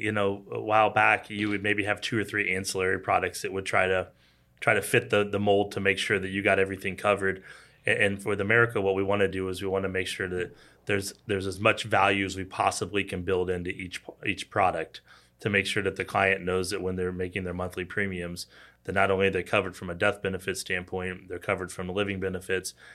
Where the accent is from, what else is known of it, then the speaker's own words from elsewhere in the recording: Kansas City, Missouri, United States; also born or lived in Arkansas; I grew up in Kansas City, born and raised.